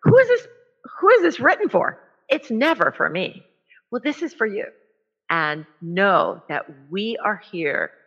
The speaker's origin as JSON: {"language": "English", "country": "El Salvador", "moved": "yes", "said": "I am from El Salvador"}